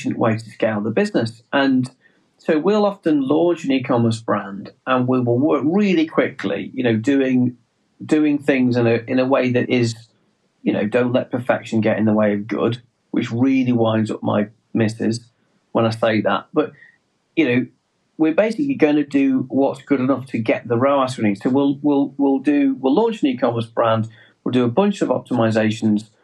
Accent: England, United Kingdom; accent: English; our English accent gives us away, the fact that we are English

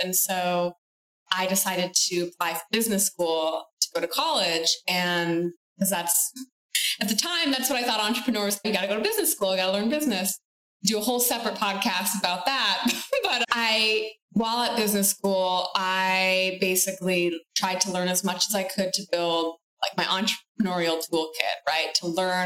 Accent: Michigan, United States; I grew up in Michigan and my family originated from Italy

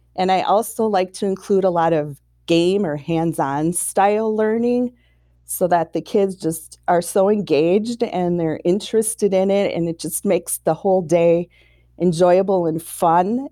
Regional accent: Saint Paul, Minnesota, United States; I was born and raised in Saint Paul, Minnesota

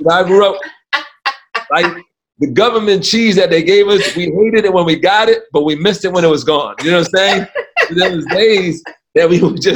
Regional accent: New York City, New York, United States; I grew up in the South Bronx

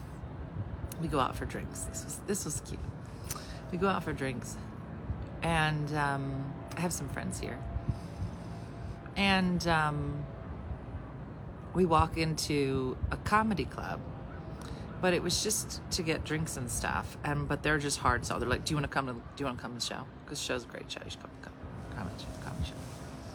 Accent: Philadelphia, Pennsylvania, United States; a comedian from Philly

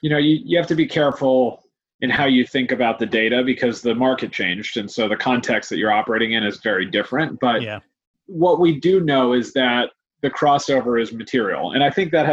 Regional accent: United States; accent: American; moved away as an adult; now in London, United Kingdom; as you can hear from my accent, I came from the US

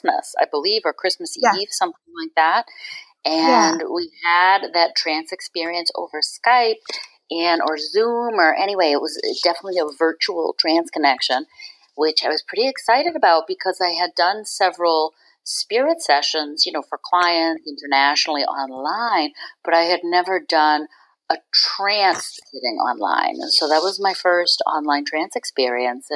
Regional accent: Boston, Massachusetts, United States; also born or lived in San Francisco / Berkshires, Massachusetts / Cape Cod / Ireland; now in Swampscott, United States; I grew up in Boston City, so within the city proper limits

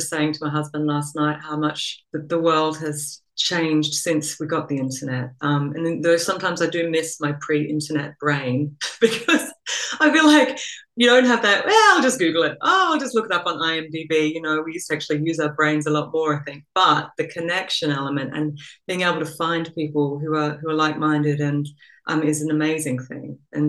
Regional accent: Australia; accent: Australian; moved away as an adult; also born or lived in England; now in Copenhagen, Denmark; Well, so I am Australian. You might be able to hear a remnant of an Australian accent in there, but I've also been living overseas for, you know, 20 years or so.

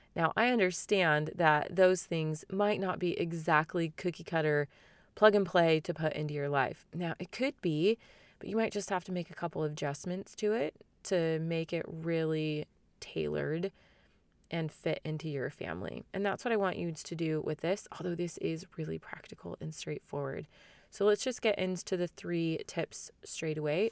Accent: Phoenix, Arizona, United States; especially in my hometown and in my city, basically the entire Phoenix area

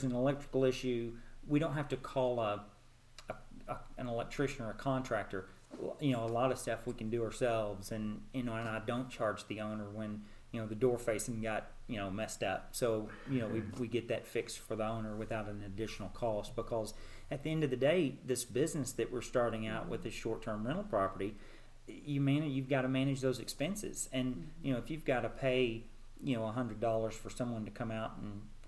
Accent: Nashville, Arkansas, United States; moved away as an adult; also born or lived in Houston, Texas / Little Rock, Arkansas; now in Nashville, United States; Nashville, Arkansas. Small town, farm community in the southern part of the state. Grew up there.

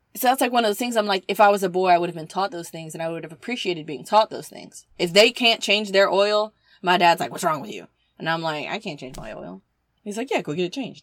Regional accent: the South, United States; I'm from the South

